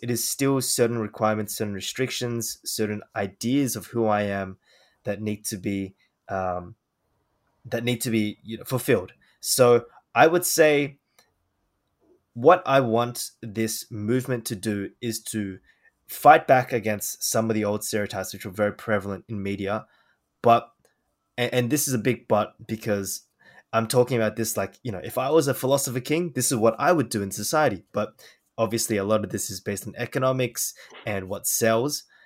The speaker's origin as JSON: {"language": "English", "country": "Australia", "tie": "born or raised there", "said": "I was born in Australia"}